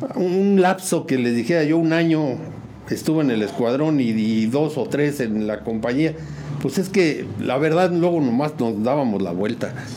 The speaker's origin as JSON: {"language": "Spanish", "town": "San Juan del Río", "region": "Querétaro", "country": "Mexico", "tie": "born or raised there", "also_born_or_lived": "Mexico City", "said": "yo llegué muy chico tendría unos 4 o 5 años por ahí."}